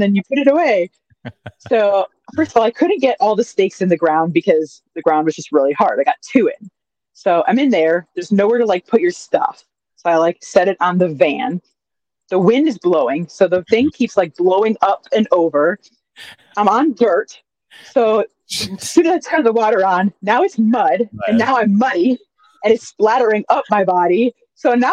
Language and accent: English; Chicago, Illinois, United States; moved away; also born or lived in California; Born in Chicago, lived in California the last 10 years. Now home is wherever I am.